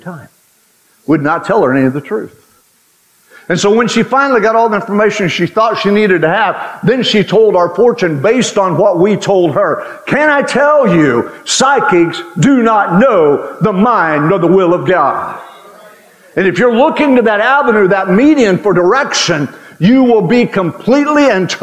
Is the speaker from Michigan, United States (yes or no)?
no; Western Oklahoma, United States; When I was a kid growing up in Western Oklahoma